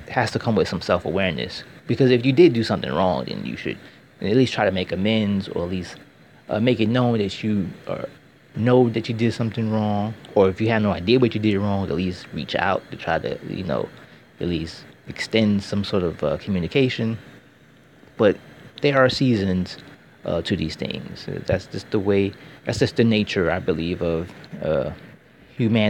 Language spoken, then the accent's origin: English; United States; I'm American